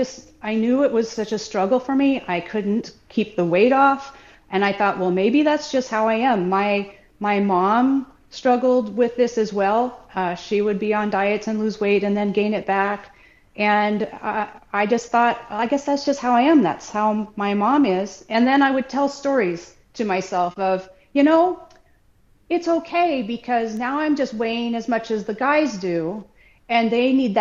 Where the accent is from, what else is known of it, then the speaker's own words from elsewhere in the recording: Southwest Washington, United States; I grew up in Southwest Washington with a normal family with the normal standard American diet.